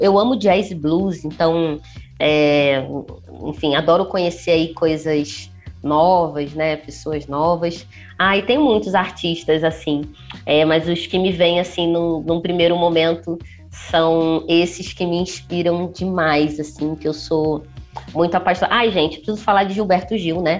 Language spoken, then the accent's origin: Portuguese; Rio de Janeiro, Brazil; accent: carioca; moved away as an adult; now in São Paulo, Brazil; Eu sou carioca, a Piraporiando nasceu no Rio, mas a gente começou a vir aos pouquinhos para São Paulo e estamos aqui há quase três anos, aqui em Pinheiros